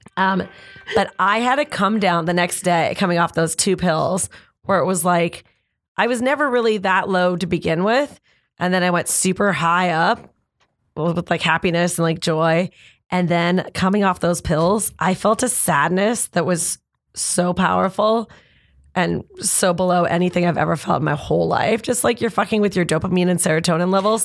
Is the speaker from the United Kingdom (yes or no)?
no; Canada; I'm Canadian